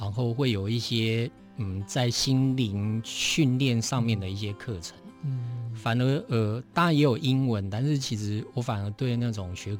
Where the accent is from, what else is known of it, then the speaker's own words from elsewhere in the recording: Taipei, Taiwan; 我在台北长大，